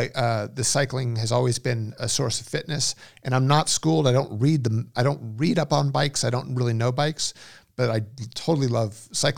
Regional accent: Westlake Village, California, United States; I grew up in Westlake Village, which is the far west end of the San Fernando Valley.

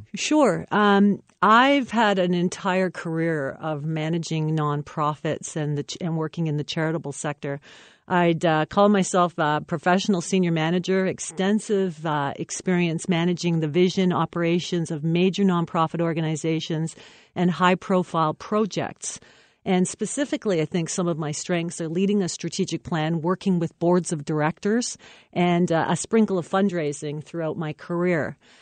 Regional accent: Windsor, Ontario, Canada; also born or lived in Chatham / London, Ontario; I am from Windsor

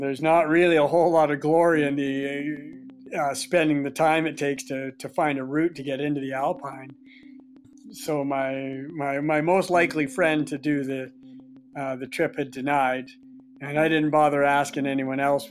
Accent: Quadra Island, British Columbia, Canada; I grew up on Quadra Island

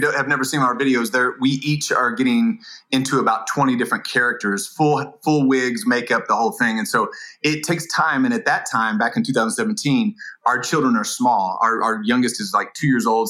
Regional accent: Indiana, United States; move from California to Indiana, my hometown

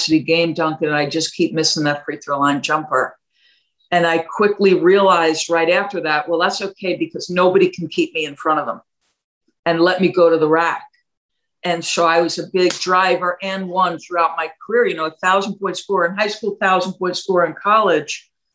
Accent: New Jersey, United States; also born or lived in New York; when I was seven, we moved from New York to New Jersey

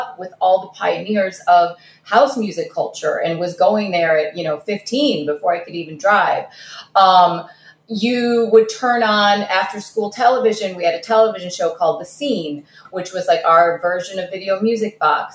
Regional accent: Detroit, Michigan, United States; English is a second language; also born or lived in Kazakhstan; we landed right in Detroit of the 1980s. I didn't speak English

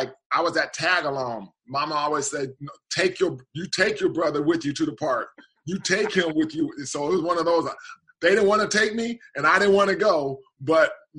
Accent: Portland, Oregon, United States; moved away as an adult; growing up in Portland, Portland's a really small, and especially during my childhood days, a small town

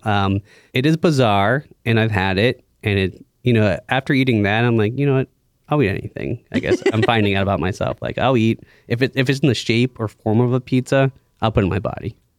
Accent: Pittsburgh, Pennsylvania, United States; I grew up in the North Hills here in Pittsburgh

